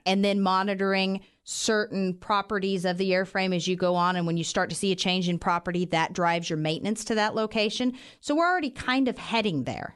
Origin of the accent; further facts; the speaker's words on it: Western Kansas, United States; moved away as an adult; now in Wichita, United States; I grew up in Western Kansas. I was a small, uh, farm town girl